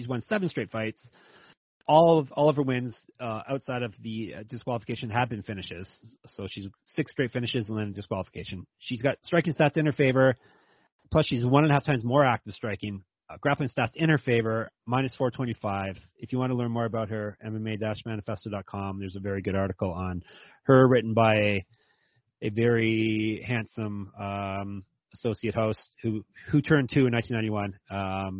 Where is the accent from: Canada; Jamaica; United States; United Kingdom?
Canada; As close as I'm going to. As close as a Canadian's going to get a difficult Chinese name.